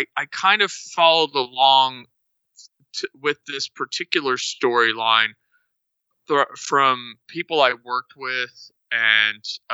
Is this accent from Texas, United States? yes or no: yes; Texas, United States; I grew up in Texas